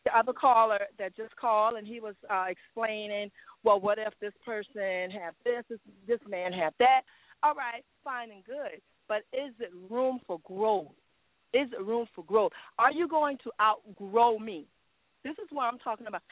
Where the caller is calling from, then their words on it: Jacksonville, United States; calling from Jacksonville